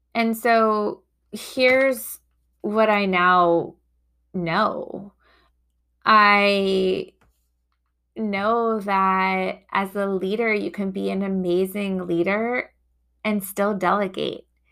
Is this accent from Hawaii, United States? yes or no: no; New York, United States; also born or lived in Boston; now in Chicago, United States; I grew up in New York